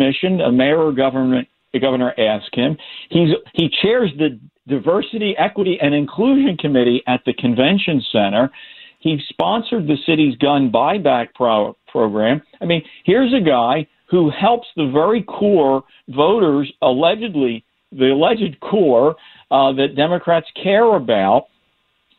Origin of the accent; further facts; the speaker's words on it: Philadelphia, Pennsylvania, United States; moved away; born and raised in Philly and still follows it